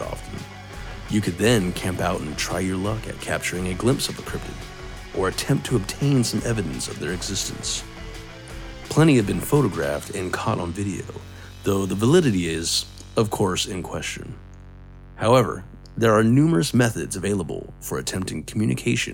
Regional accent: Arizona, United States; my home state

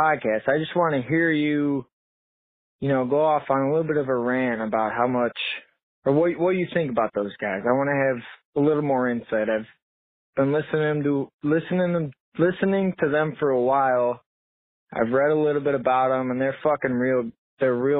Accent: Chicago, Illinois, United States; I'm from Chicago, Illinois

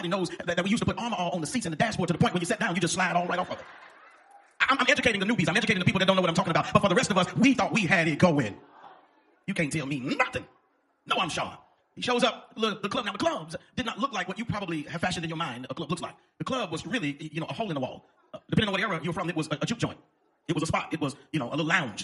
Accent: the South, United States; also born or lived in Arkansas / Oklahoma; I grew up in Arkansas and Oklahoma, so southern either way.

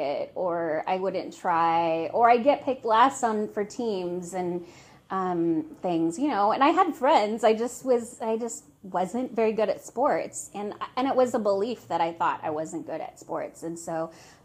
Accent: Seattle, Washington, United States; I'm from Seattle

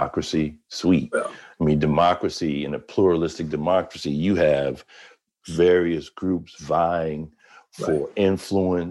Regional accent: the North, United States; I'm from the North, but my people are from Georgia and Florida

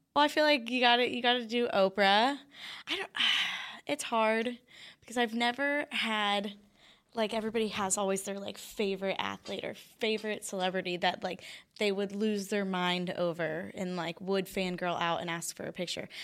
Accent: Orlando, Florida, United States; moved away as an adult; now in Dallas, United States; I'm from Orlando

